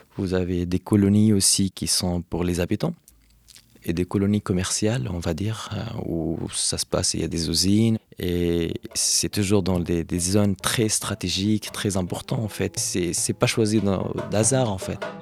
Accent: Hebron, West Bank, Palestine; now in Paris, France; d'Hébron, de Khalil, là où j'ai grandi

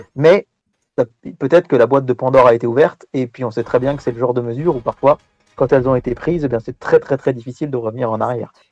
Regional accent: France; chez nous en France

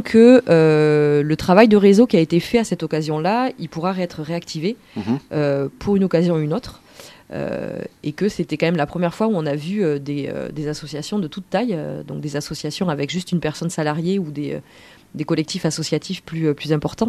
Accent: Bordeaux, Nouvelle-Aquitaine, France; moi je suis de Bordeaux

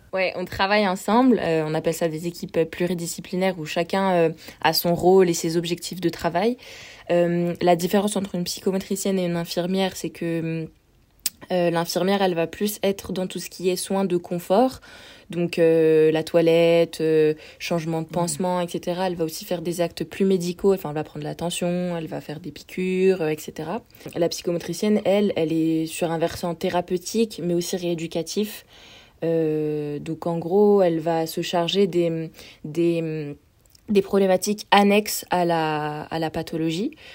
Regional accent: France; je viens d'un petit trou dans la montagne euh, vers la Suisse.

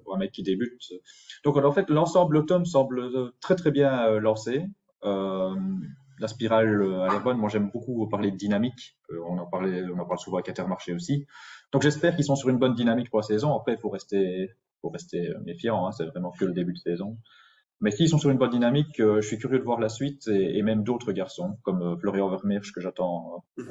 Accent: Belgium; en tant que Belges

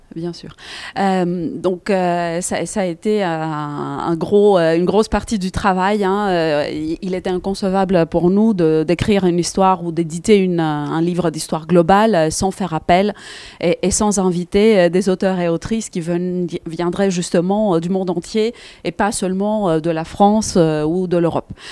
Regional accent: Greece; moved away; mon pays natal, la Grèce

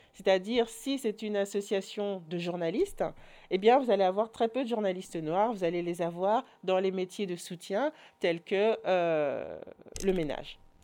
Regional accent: Orval, Wallonia, Belgium; moved away; also born or lived in Brussels; j'ai grandi à Orval

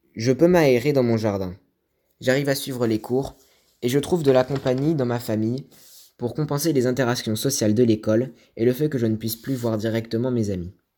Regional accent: Morocco; also born or lived in Casablanca; Je suis né au Maroc

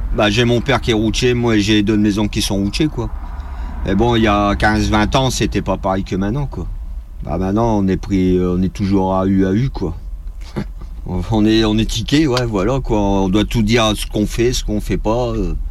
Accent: Lille, Hauts-de-France, France; je suis de Lille.

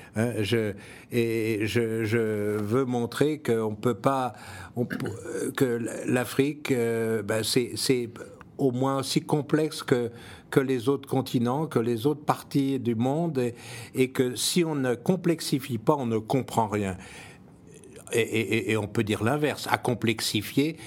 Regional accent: France; je suis français

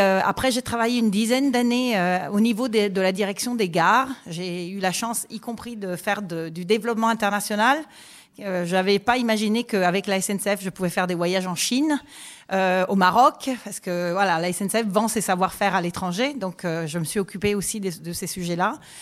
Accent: Italy; French is a second language; moved away as an adult; now in France; J'ai étudié les sciences politiques en Italie, parce que je suis italienne. Et je suis arrivée en France pour travailler

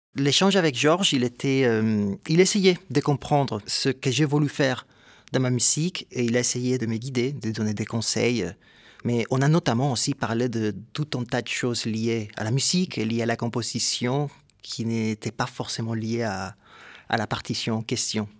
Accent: Ponce, Puerto Rico; moved away; also born or lived in San Juan, Puerto Rico; Je viens de Porto Rico

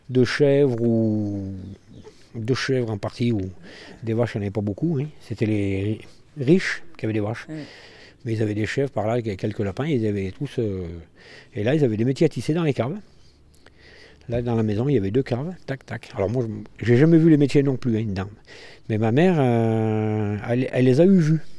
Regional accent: France; Je suis né à Mainz en 1960, à la maternité qu'il y avait à Mainz qui a dû fermer dans les années 62, par là à peu près. Voilà. Et après, j'ai toujours euh, bah, vécu à Mainz et habité sur la place des Tisserands

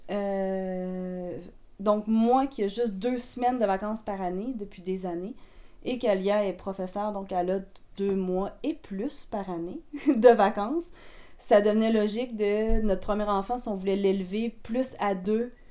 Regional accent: Quebec, Canada; je suis québécoise

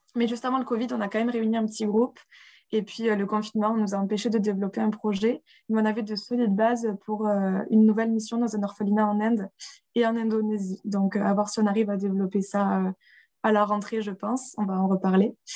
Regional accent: Rodez, Occitania, France; moved away as an adult; also born or lived in Strasbourg; now in Barcelona, Spain; retour à Rodez, d'où on est tous les deux originaires

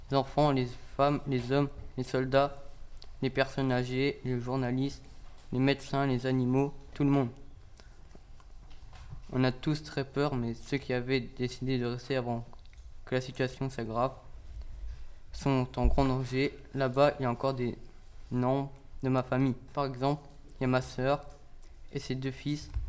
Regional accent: Mariupol, Donetsk Oblast, Ukraine; now in Lublin, Poland; Je viens de Mariupol. C'est une... C'est une ville située au sud de l'Ukraine.

